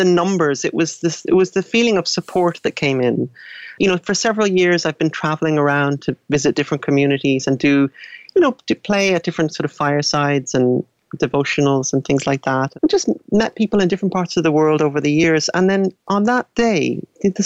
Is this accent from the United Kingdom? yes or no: no; Dublin, Leinster, Ireland; I grew up in Dublin.